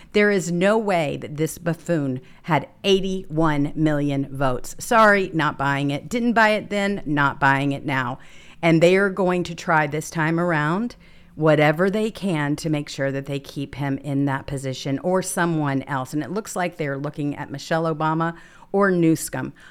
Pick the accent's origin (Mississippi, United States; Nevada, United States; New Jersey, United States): Mississippi, United States; moved away; I'm originally from Mississippi